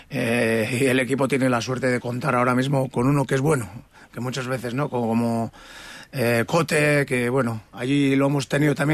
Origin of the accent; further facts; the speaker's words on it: Azpeitia, Basque Country, Spain; moved away as an adult; now in Gijón, Spain; Yo no soy de San Sebastián, ¿eh? Yo soy de Azpeitia, pero bueno, está cerca